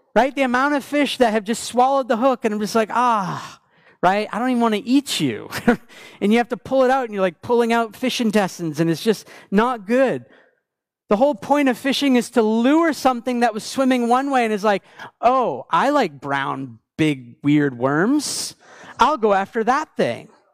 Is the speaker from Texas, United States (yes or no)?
no; Maine, United States; moved away; I grew up in Maine